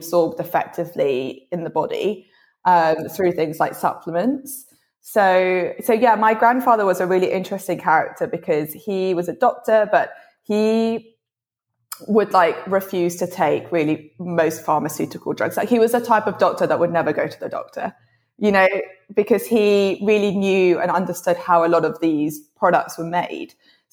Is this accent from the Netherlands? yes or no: no; London, United Kingdom; also born or lived in Colombia; at the age of 8, I came back to London